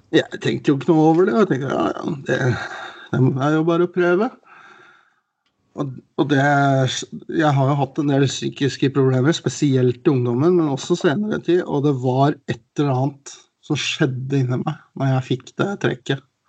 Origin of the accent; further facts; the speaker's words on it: Oslo, Norway; moved away; Jeg er jo fra Oslo, men jeg bodde, har bodd litt rundt omkring.